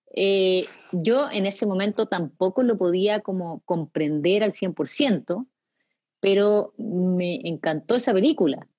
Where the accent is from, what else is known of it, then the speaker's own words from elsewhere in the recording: Chile; los chilenos somos arribistas